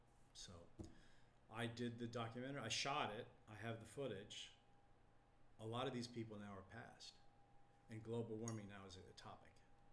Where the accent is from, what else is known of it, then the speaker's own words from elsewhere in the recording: Texas, United States; What? I'm from Texas. I mean, I don't have indigenous roots.